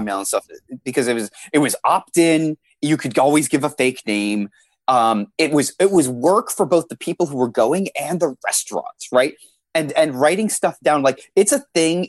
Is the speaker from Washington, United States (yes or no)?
yes; Seattle, Washington, United States; I'm from Seattle, Washington